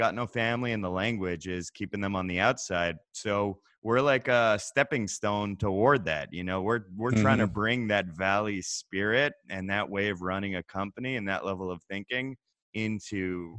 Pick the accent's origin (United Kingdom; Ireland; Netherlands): United Kingdom; England; accent: English; You can probably tell from my English accent that it's my native tongue, though.